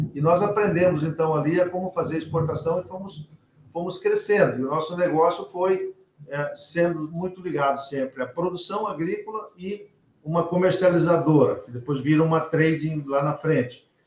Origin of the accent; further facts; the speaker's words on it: São Miguel do Iguaçu, Paraná, Brazil; moved away as an adult; also born or lived in Torres, Rio Grande do Sul / Mato Grosso; meu umbigo está enterrado lá em São Miguel, onde eu me criei, né, no oeste do Paraná